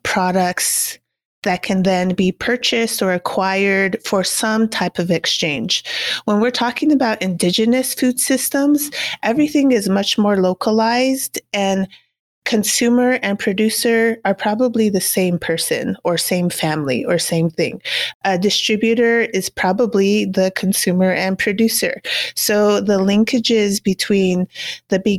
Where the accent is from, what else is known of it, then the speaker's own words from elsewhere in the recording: Cochiti Pueblo, New Mexico, United States; I am Cochiti and Kiowa, so I was born and raised on the Cochiti Indian Reservation that's located in northern New Mexico